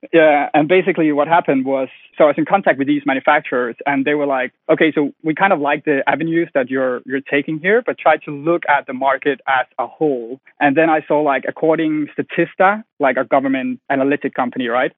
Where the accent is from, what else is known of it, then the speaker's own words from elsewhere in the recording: Denmark; moved away as an adult; now in London, United Kingdom; I'm from Denmark. I'm 28 years old. I moved to London to fulfill my dream